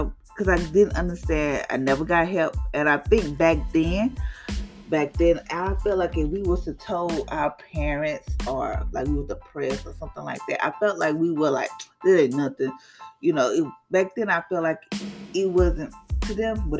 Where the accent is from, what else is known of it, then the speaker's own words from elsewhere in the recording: Louisiana, United States; I'm from Louisiana